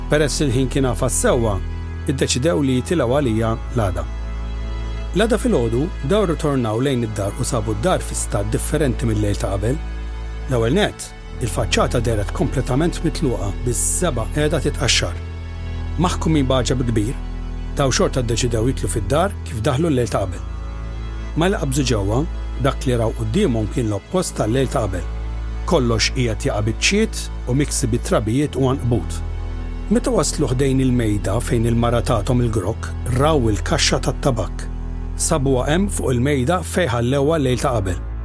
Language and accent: Maltese; Malta; jekk aħna Maltin lestix biex nemnu kollox malajr